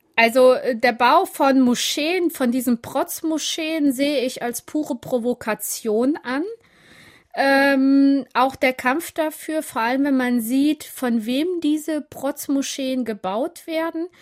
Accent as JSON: {"language": "German", "area": "Siegerland", "region": "North Rhine-Westphalia", "country": "Germany", "tie": "born or raised there", "accent": "Siegerland", "second_language": "German", "said": "Ich bin richtig äh, auf dem Dorf aufgewachsen im Siegerland"}